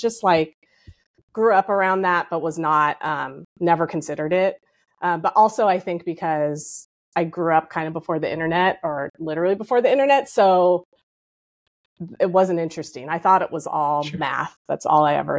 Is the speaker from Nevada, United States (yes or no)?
no; Cupertino, California, United States; also born or lived in Santa Clara, California; now in New York City, United States; I grew up in California. I grew up in Silicon Valley